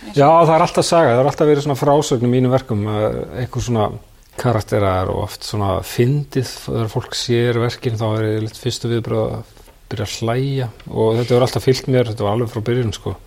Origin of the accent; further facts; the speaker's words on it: Reykjavík, Capital Region, Iceland; also born or lived in New York, United States; Ég ólst upp í háaleitinu.